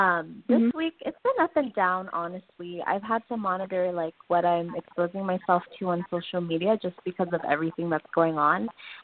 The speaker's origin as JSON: {"language": "English", "region": "California", "country": "United States", "said": "I'm from California as well."}